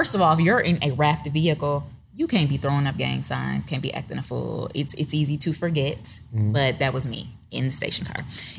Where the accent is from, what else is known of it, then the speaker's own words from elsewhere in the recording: Detroit, Michigan, United States; moved away as an adult; now in Atlanta, United States; I'm from Detroit. I'm a native Detroiter.